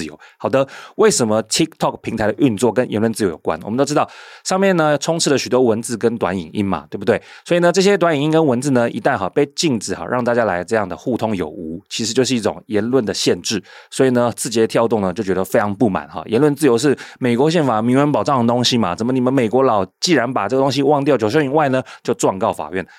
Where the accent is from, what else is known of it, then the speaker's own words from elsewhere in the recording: Taiwan; 那这个教训对比到台湾，难道我们台湾人就应该去分享那些大企业所产生的恶果吗？